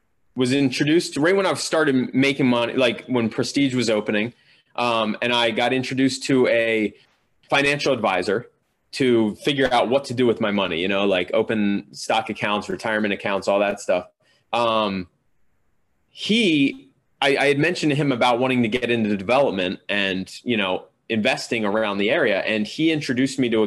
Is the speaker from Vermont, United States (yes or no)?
no; Pennsylvania, United States; moved away as an adult; now in New York, United States; Pennsylvania where I grew up